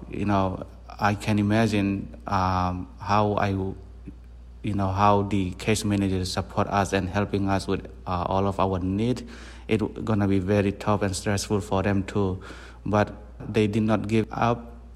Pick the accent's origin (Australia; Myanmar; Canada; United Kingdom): Myanmar; Tonzang, Chin State; also born or lived in Malaysia; now in United States; I am from Tonzang, Burma